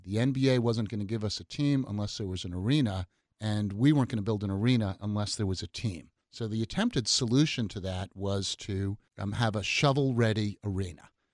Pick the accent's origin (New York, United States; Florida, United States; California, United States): New York, United States; New York City; now in Seattle, United States; Nineteen seventy, I was growing up in New York City